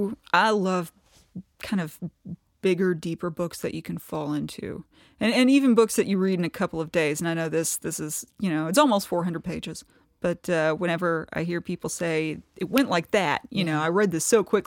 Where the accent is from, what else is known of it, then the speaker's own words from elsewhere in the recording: Kentucky, United States; I guess I'm from the Appalachian part of Kentucky. I'm from East Kentucky.